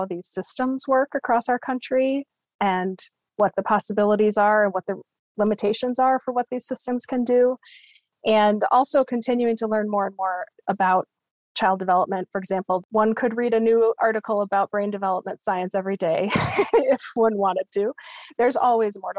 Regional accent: United States; also born or lived in Copenhagen, Denmark; As an American living in Denmark

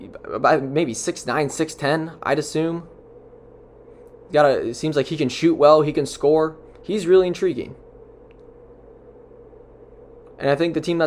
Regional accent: Charlotte, North Carolina, United States; The Charlotte Hornets, my hometown

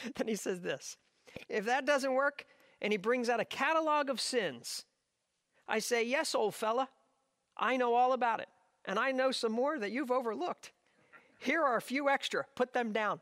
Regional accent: South Jersey shore, New Jersey, United States; I grew up on the South Jersey shore

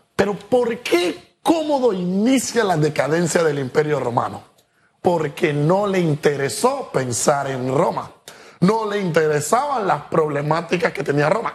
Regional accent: Panama; Nosotros, como panameños

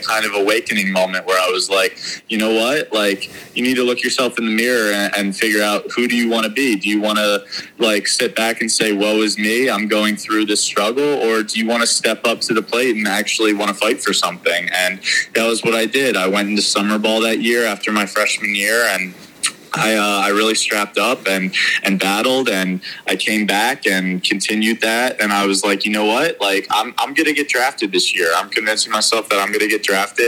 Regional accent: Philadelphia, Pennsylvania, United States; I was from Philadelphia and a huge Phillies fan

